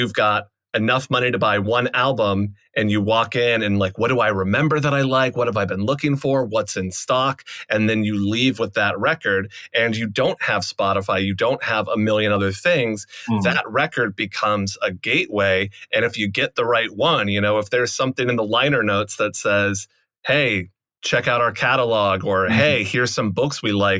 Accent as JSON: {"language": "English", "region": "Massachusetts", "country": "United States", "tie": "born or raised there", "said": "I grew up in Massachusetts in the punk scene"}